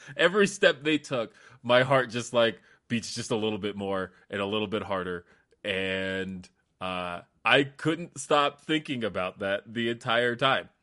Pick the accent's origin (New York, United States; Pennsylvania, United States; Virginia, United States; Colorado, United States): Colorado, United States; also born or lived in California; I'm from Colorado.